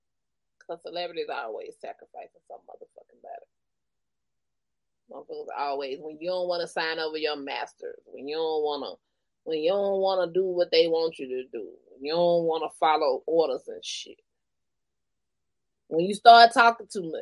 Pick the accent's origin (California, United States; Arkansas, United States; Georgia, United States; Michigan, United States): Georgia, United States; Columbus; born there; now in Albany, United States; I wasn't born in Albany. I was born in Columbus, Georgia, at the motherfucking medical center.